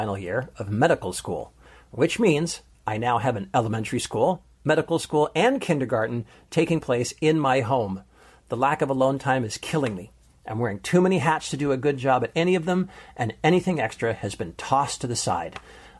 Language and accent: English; Canada; now in United States; We live in the States, but I'm from Canada and have no family close by.